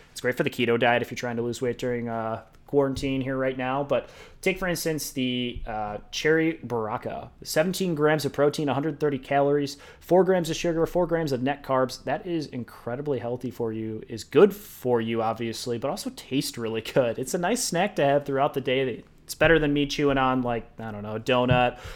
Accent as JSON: {"language": "English", "town": "Naperville", "region": "Illinois", "country": "United States", "said": "I'm from Naperville"}